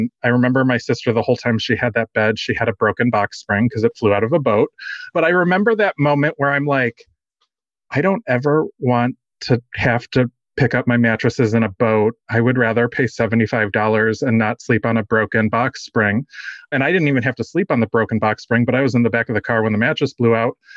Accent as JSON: {"language": "English", "town": "Dallas", "region": "Texas", "country": "United States", "said": "I am from Dallas, Texas"}